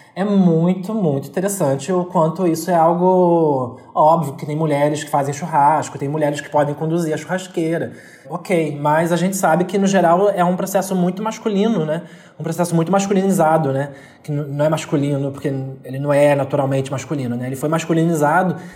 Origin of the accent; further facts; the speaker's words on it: São Gonçalo, Rio de Janeiro, Brazil; eu sou de São Gonçalo, que é uma região, é uma cidade periférica aqui do Rio de Janeiro, e eu sou especificamente do Zumbi